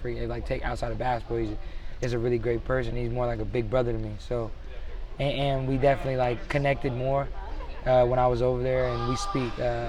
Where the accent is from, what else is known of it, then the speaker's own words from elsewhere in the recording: Long Island, New York, United States; moved away as an adult; now in Frisco, United States; I grew up in Long Island, New York.